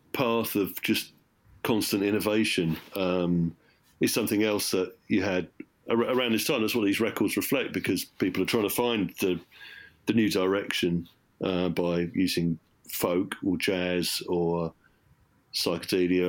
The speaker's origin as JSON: {"language": "English", "area": "Surrey", "region": "South East England", "country": "United Kingdom", "tie": "born or raised there", "said": "I grew up in Surrey"}